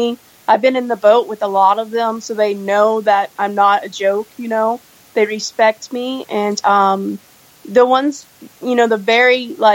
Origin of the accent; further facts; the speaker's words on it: Texas, United States; I came from Texas